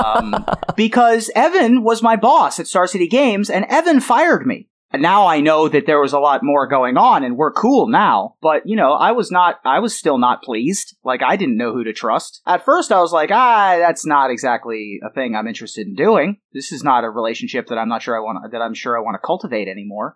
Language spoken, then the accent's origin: English; Columbus, Ohio, United States; also born or lived in Silver Spring, Maryland; I grew up in Columbus.